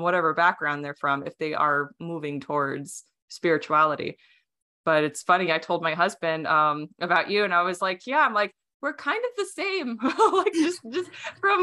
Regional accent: Arizona, United States; first language Romanian; English is a second language; I was raised in Arizona

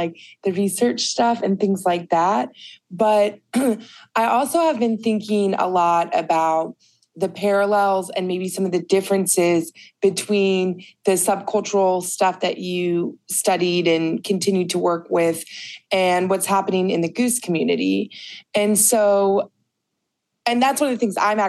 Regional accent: Ohio, United States; I'm from Ohio, but I never lived in that city

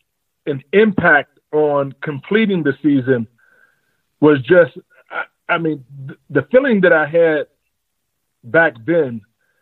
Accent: McKeesport, Pennsylvania, United States; also born or lived in St. Clair Village, Pittsburgh / Whitaker, Pennsylvania; I was born in St. Clair Village, raised in Whitaker Projects, moved to McKeesport, stayed in Harrison Village

